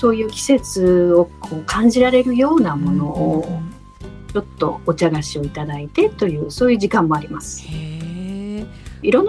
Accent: Hokkaido, Japan; 私は北海道出身なの

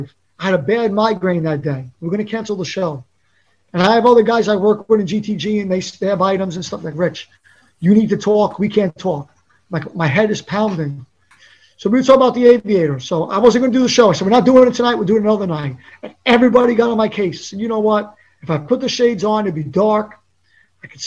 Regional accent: New York City, New York, United States; I was from Staten Island

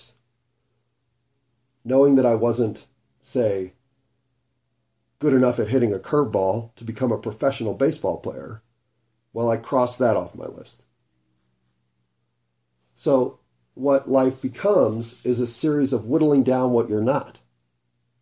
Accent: Denver, Colorado, United States; I grew up in Denver

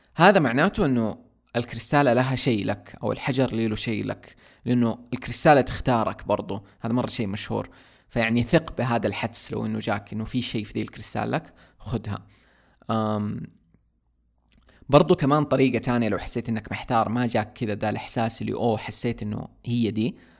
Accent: Saudi Arabia; عندنا في السعودية

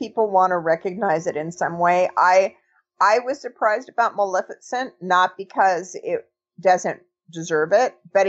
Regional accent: Los Angeles, California, United States; I grew up in Los Angeles. I was very young during that period.

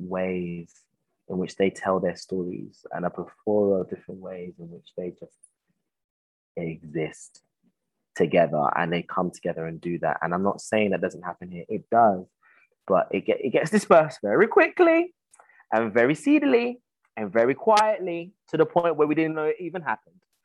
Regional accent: United Kingdom; I'm a British Ghanaian, but I acknowledge that side of me that has been brought up here

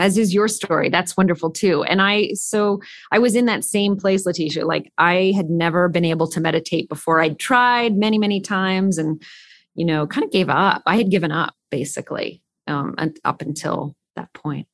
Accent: California, United States; I grew up in California

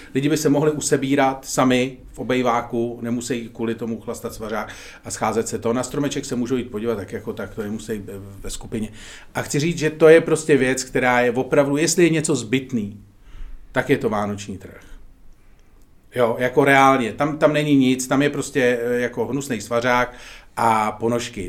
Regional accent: Czechia; jsme momentálně Češi

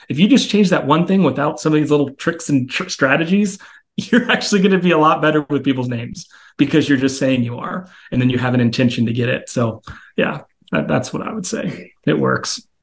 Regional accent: Texas, United States; I grew up in Texas

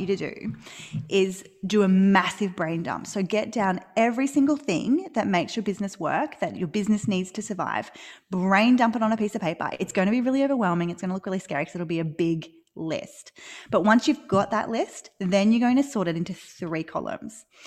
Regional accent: Australia; accent: Australian; live in Australia, which you can probably tell from my accent

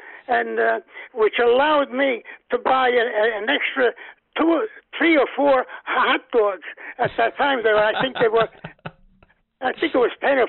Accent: New Jersey, United States; Yes. They used to have these cards that they used to give up with bubble gum.

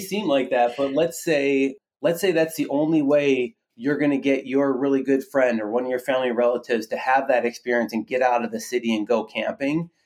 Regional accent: Minnesota, United States; myself and my co-founder, my wife, we're both from Minnesota

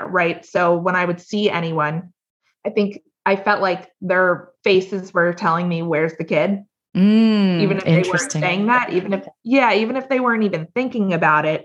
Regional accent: Potomac, Maryland, United States; moved away as an adult; also born or lived in New York City / Rockville, Maryland; we're from Potomac, Maryland, initially. Both my husband and I are

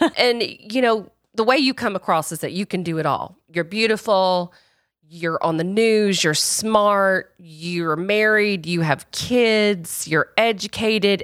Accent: the rural South, United States; I grew up in the Royal South, and I grew up in a racist community.

